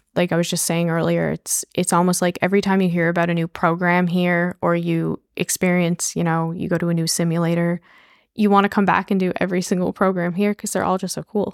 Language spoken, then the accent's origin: English; St. John's, Newfoundland and Labrador, Canada; I grew up in Saint John's